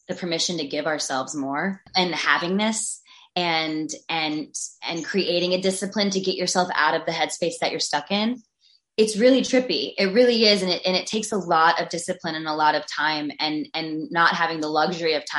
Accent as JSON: {"language": "English", "region": "North Carolina", "country": "United States", "tie": "born or raised there", "said": "I grew up in North Carolina and I grew up listening to like country music and hip hop."}